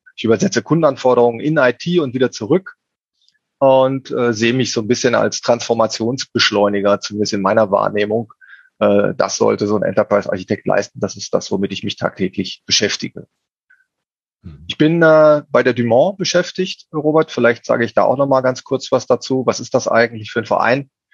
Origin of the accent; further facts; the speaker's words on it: Cologne, North Rhine-Westphalia, Germany; ich bin Kölner